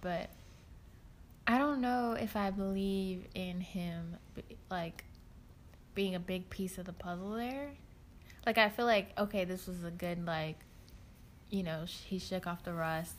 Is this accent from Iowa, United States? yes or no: no; Atlanta, Georgia, United States; I'm from Atlanta